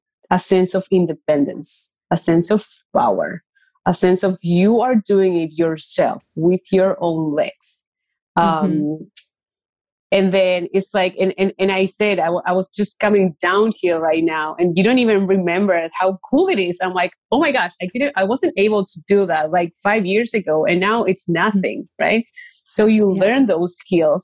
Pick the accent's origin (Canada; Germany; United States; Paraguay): Paraguay; moved away; I grew up in a place, like I grew up in Paraguay.